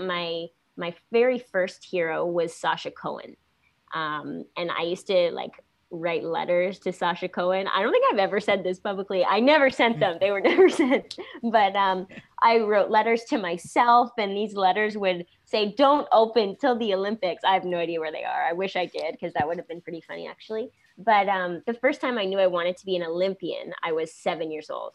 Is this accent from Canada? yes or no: yes; St. Catharines, Ontario, Canada; I was born in St. Catharines, Ontario, a city that's about 10 minutes, I guess, from Niagara Falls